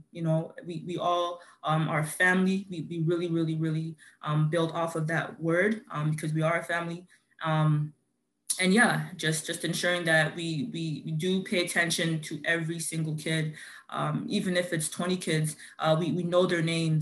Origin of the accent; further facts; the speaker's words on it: Toronto, Ontario, Canada; I grew up in Scarborough, Melbourne